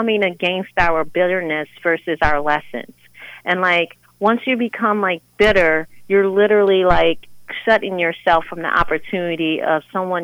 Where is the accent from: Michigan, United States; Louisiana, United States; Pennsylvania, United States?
Louisiana, United States; New Orleans; moved away; I was born and raised in New Orleans, Louisiana, and I came here in the early 2000s.